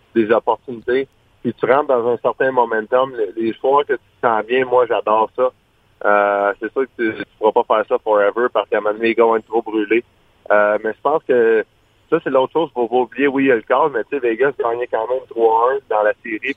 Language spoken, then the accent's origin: French; Quebec, Canada; fier de Fleury, Marchessault, Carrier en tant que Québécois